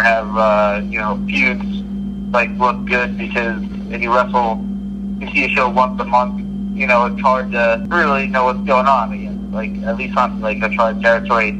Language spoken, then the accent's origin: English; Long Island, New York, United States; I'm from Long Island